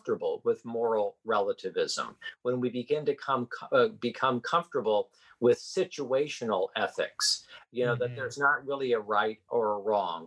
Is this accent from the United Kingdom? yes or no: no; Midwest, United States; now in Washington, D.C., United States; I was born and raised in the Midwest